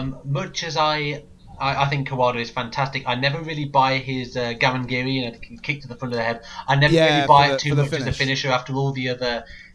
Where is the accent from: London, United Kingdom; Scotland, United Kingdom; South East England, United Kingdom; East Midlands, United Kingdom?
East Midlands, United Kingdom; Lincolnshire; I'm from Lincolnshire